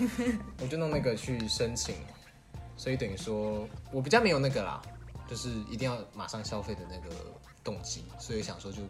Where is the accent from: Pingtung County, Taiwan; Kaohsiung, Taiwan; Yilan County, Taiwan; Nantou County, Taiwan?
Kaohsiung, Taiwan; 我们都是高雄人